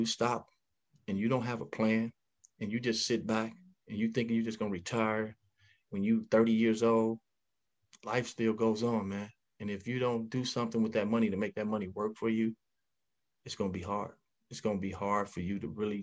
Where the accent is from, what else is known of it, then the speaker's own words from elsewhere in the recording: Chicago, Illinois, United States; moved away as an adult; also born or lived in Denver / Detroit; I was raised in Chicago, born in Cook County Hospital